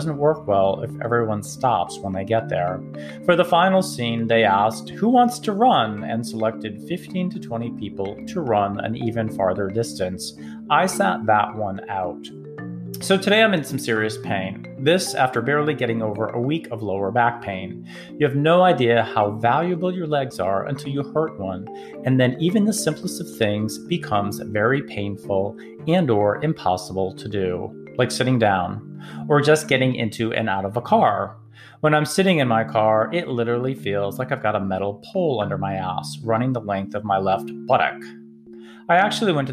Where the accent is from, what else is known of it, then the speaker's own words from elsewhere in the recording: Massachusetts, United States; now in Atlanta, United States; I grew up with these in Massachusetts